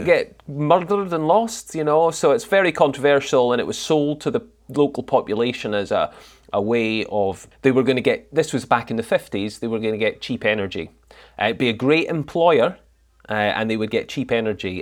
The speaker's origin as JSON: {"language": "English", "town": "Thurso", "region": "Scotland", "country": "United Kingdom", "tie": "born or raised there", "also_born_or_lived": "Edinburgh", "moved": "yes", "lives_now": "Glasgow, United Kingdom", "said": "I was born in Edinburgh, but I moved up to the Highland, up to Thursday in the Highlands when I was three."}